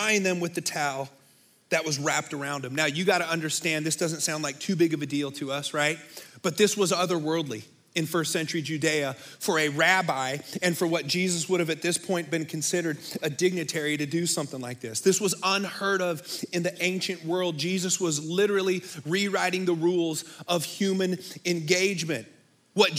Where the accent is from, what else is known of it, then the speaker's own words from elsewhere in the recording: Bay Area, California, United States; moved away; I grew up in the Bay Area